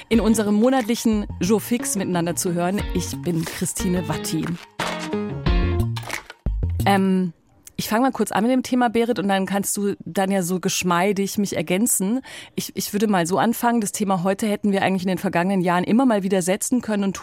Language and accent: German; Baden-Württemberg, Germany